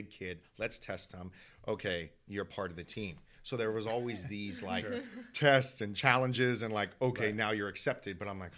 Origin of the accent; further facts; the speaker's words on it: San Diego, California, United States; also born or lived in Oakland; So I was born in Oakland, but I call San Diego home because we moved quite a bit.